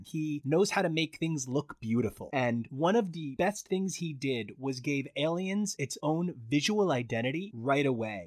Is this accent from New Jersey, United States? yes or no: yes; Sayreville, New Jersey, United States; I'm from Sayreville